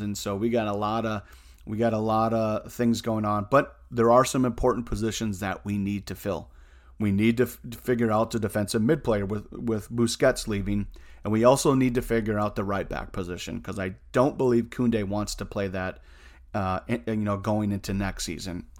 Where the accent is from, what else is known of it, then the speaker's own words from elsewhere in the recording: United States; I'm an American